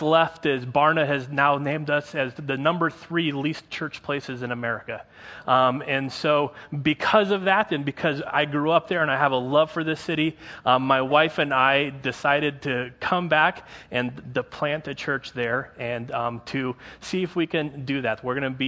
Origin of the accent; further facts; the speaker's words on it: Prescott, Arizona, United States; I was born and raised in Prescott